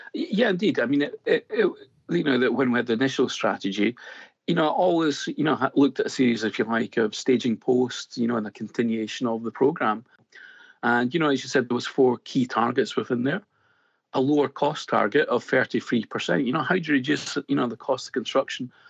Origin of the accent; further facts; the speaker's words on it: Scotland, United Kingdom; accent: Scottish; as you can probably tell by my accent straight off, uh, I, I, am Scottish